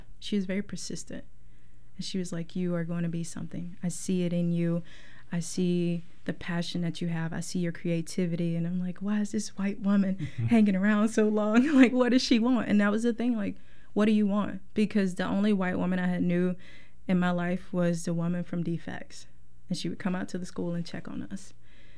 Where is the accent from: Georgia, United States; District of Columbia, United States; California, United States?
Georgia, United States; South; moved away as an adult; now in Portland, United States; I'm originally from South Georgia, and by that I mean South Georgia, so not Atlanta, but South Georgia